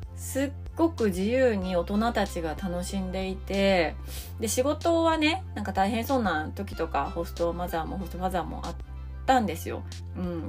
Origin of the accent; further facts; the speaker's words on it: Japan; also born or lived in United States; 田舎の地元だったので